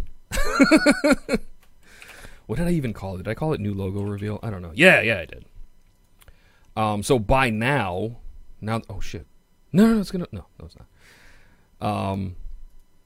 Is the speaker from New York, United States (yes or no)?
yes; New York City, New York, United States; accent: Queens; my Queens accent